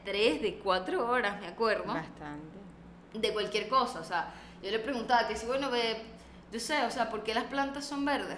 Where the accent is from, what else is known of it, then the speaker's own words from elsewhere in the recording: Venezuela; now in Panama; nosotras vivimos en Panamá y yo soy venezolana